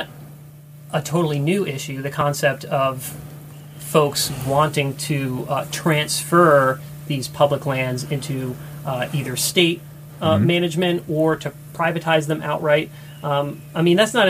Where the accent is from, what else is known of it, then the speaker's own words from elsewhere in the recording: Massachusetts, United States; now in Idaho, United States; I grew up in Northeast in Massachusetts